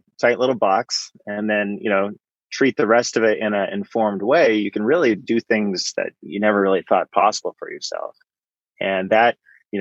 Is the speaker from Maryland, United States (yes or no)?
no; Bay Area, California, United States; I grew up in the Bay Area, kind of out in the suburbs there.